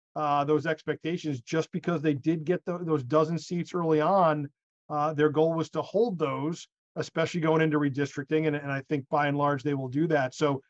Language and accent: English; Connecticut, United States; moved away; in my home state of Connecticut, my old home district, the congressional district number 5.